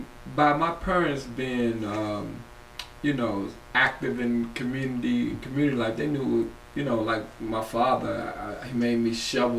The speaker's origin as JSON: {"language": "English", "town": "Washington", "region": "District of Columbia", "country": "United States", "tie": "born or raised there", "said": "Well, I'm from Ward 4, but I was born on the south side, the east of the river."}